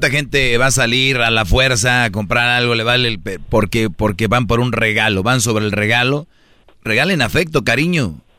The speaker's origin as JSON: {"language": "Spanish", "town": "Monterrey", "region": "Nuevo León", "country": "Mexico", "said": "Ah, soy de Monterrey."}